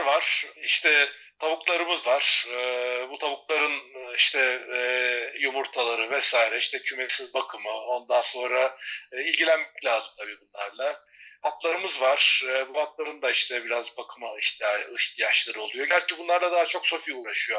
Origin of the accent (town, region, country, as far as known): Turkey; moved away as an adult; also born or lived in Taurus Mountains, Turkey; now in Spain